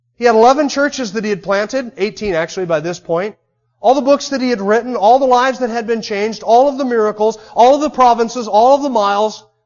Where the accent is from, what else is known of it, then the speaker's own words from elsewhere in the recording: United States; There's something distinctly unique about being an American.